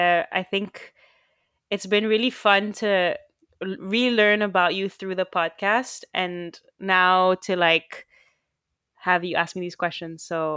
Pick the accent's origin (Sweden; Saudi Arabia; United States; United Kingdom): Saudi Arabia; I mean, we grew up in the Middle East and in Saudi Arabia, and, because you have a similar trajectory to mine, we went to a French school